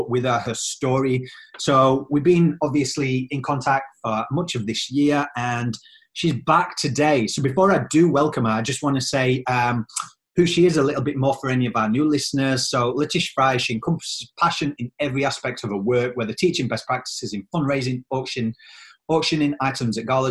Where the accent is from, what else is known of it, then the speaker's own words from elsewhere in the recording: Australia; moved away; also born or lived in England; I'm from Australia and then England.